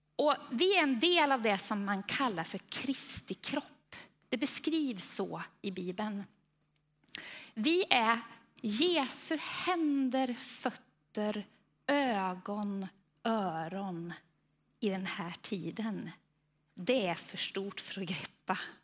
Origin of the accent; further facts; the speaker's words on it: Falköping, Västra Götaland, Sweden; accent: Västgöta; vi är västgötar båda två. Eh, han är från Tidaholm och jag är från Falköping. Eh, och jag hoppas att det är så att det hörs mer på honom än på mig, men jag är rädd att det är ungefär lika.